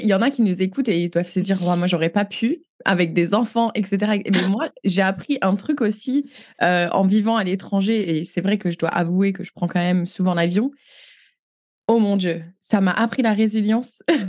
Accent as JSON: {"language": "French", "country": "France", "moved": "as an adult", "lives_now": "Canada", "said": "on est française."}